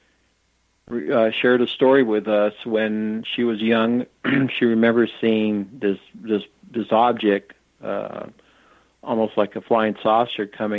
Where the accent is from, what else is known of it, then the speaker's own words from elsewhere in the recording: United States; I'm from the United States